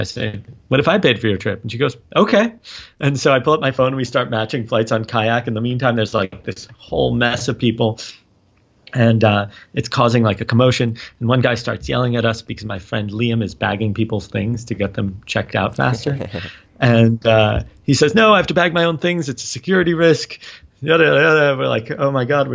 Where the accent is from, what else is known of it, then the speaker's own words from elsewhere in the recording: New York City, New York, United States; also born or lived in Israel; I grew up on the Upper West Side of Manhattan and then also in Israel. My parents live there now, and I would spend the summers there